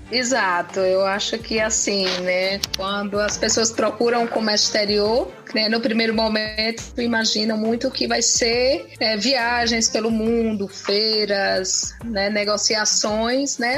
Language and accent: Portuguese; Pernambuco, Brazil; moved away as an adult; also born or lived in Curitiba; eu sou pernambucana, morava em Pernambuco